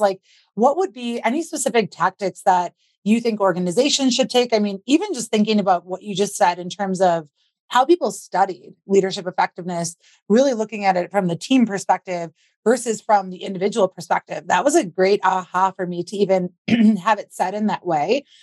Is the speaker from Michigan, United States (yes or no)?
no; Wisconsin, United States; I grew up in Wisconsin